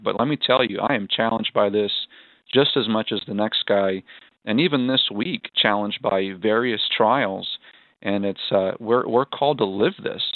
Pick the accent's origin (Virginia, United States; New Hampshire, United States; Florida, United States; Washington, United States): New Hampshire, United States; Gilmanton Iron Works; my hometown of Gilmanton Ironworks